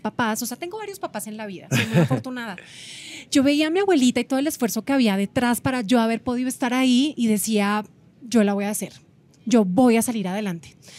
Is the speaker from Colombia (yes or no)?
yes; Colombia; moved away as an adult; now in Mexico; somos colombianos, vivimos aquí con mi esposo hace 10 años en México